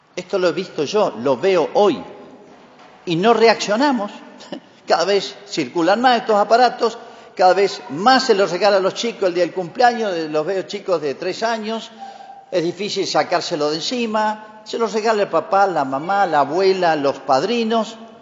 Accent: Argentina; Así somos los argentinos y los latinoamericanos

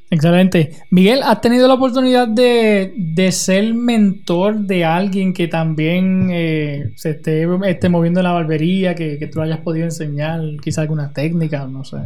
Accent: Utuado, Puerto Rico; mi pueblo de Utuado

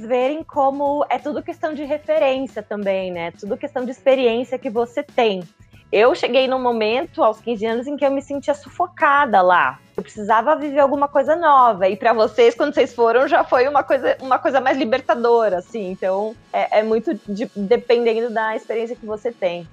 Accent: Joinville, Santa Catarina, Brazil; moved away as an adult; also born or lived in Florianópolis; now in São Paulo, Brazil; Eu nasci em Joinville, então eu sou joinvilense

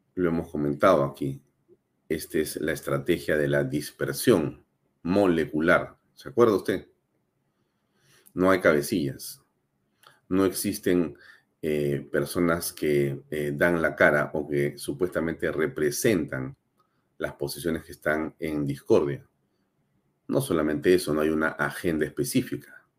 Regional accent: Peru; la política que queremos la mayoría de peruanos

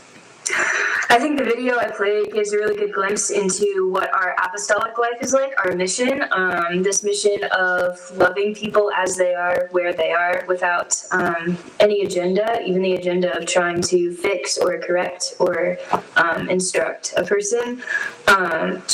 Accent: Nicholasville, Kentucky, United States; moved away as an adult; now in Denver, United States; I'm from Nicholasville, Kentucky

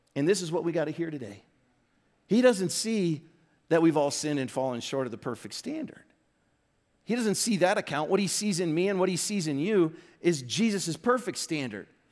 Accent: Aurora, Illinois, United States; moved away; I'm from Aurora, Illinois

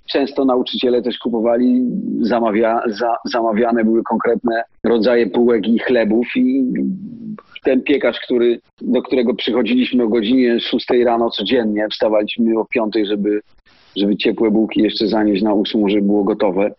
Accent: Nowy Targ, Lesser Poland, Poland; Ja jestem z Nowego Targu

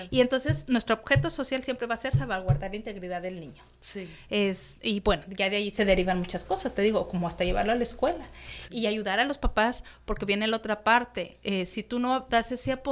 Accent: Querétaro, Mexico; now in Tijuana, Mexico; que no solamente son tijuanenses, así como yo que llegué de Querétaro, pues hay de toda la República.

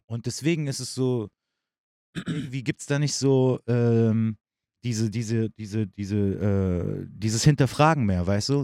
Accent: Germany; ich sehe mich auf jeden Fall als Deutscher

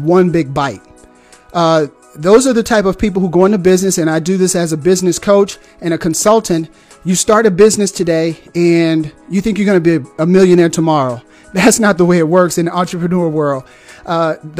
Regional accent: Deep South, United States; now in Huntsville, Alabama, United States; I'm from the Deep South

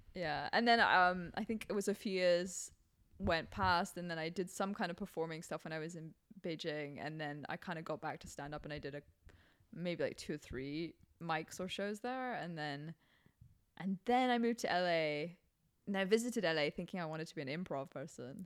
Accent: Hong Kong; moved away; growing up in Hong Kong when I was in Hong Kong

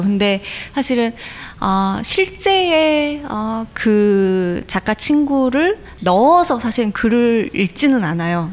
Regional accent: Incheon, South Korea; born or raised there; also born or lived in Busan

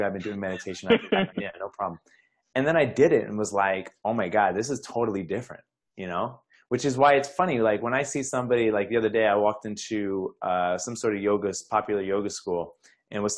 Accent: New York, United States; I'm from New York

